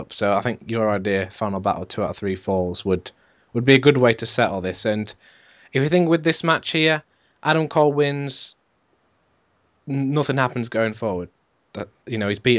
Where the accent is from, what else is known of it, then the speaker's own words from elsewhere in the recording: England, United Kingdom; we're English